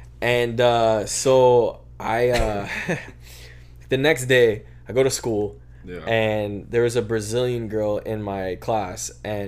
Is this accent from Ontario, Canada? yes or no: no; Vancouver, British Columbia, Canada; No, bro, I was born here. I was born in Vancouver.